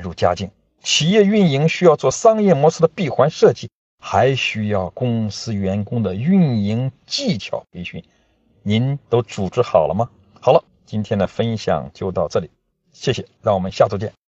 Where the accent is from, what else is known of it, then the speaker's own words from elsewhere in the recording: Yanzhou, Shandong, China; 在我的家乡三东兖州，有三句讲机会的方言